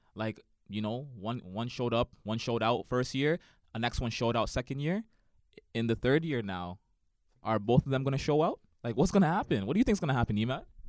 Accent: Toronto, Ontario, Canada; I grew up in Toronto

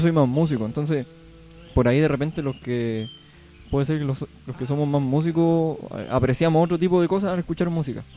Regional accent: Punitaqui, Coquimbo, Chile; now in Ovalle, Chile; punitaquino de corazón. Si bien ahora vivo en Ovalle, pero eh, siempre con las raíces eh, en Punitaki, nunca se olvida

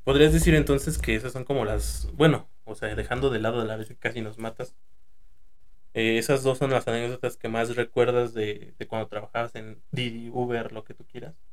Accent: Toluca, State of Mexico, Mexico; Somos de aquí de Toluca

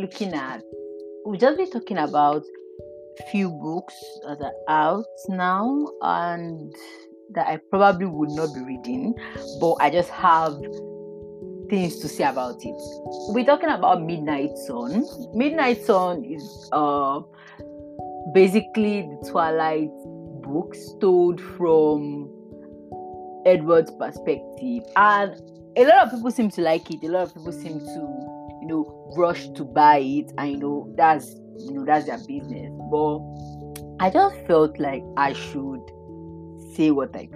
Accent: Nigeria; As a Nigerian

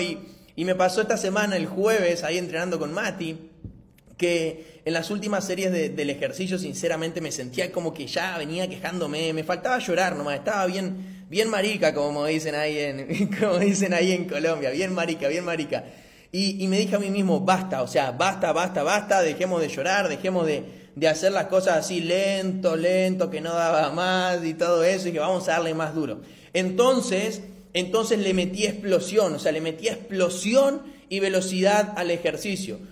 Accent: Argentina; soy de Argentina, 26 años

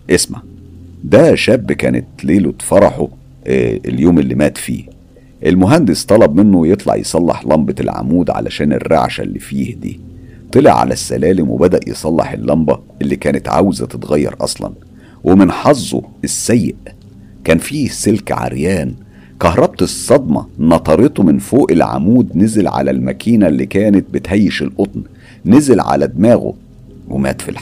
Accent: El Mahalla El Kubra, Gharbia, Egypt; أنا أساسا طفولتي كانت في المحلة الكبرى فكل اللي بتحكيه ده أنا عايش تفاصيله

